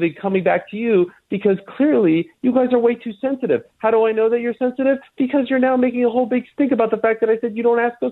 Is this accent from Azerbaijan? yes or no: no; Montreal, Quebec, Canada; I grew up in Montreal